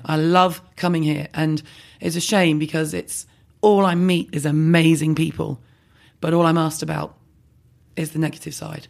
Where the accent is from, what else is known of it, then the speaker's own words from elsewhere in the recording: London, United Kingdom; I'm from London